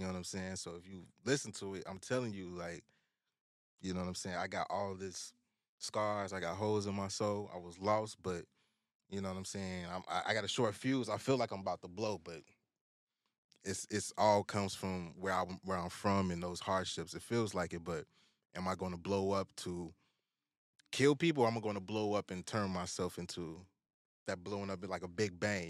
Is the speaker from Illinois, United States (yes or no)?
yes; Chicago, Illinois, United States; growing up in the South Side